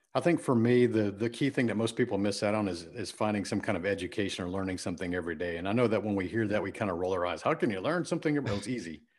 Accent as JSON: {"language": "English", "town": "Friendswood", "region": "Texas", "country": "United States", "tie": "born or raised there", "said": "I grew up in Houston, Texas, a suburb called Friendswood, Texas."}